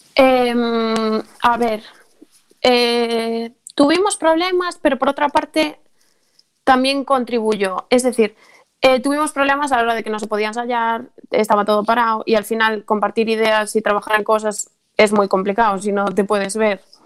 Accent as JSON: {"language": "Spanish", "town": "Carballo", "region": "Galicia", "country": "Spain", "said": "somos todos de Carvalho"}